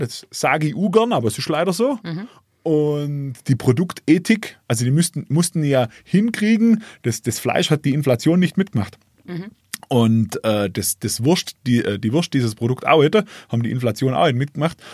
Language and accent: German; Kißlegg, Baden-Württemberg, Germany; Kisleck wo ich herkomme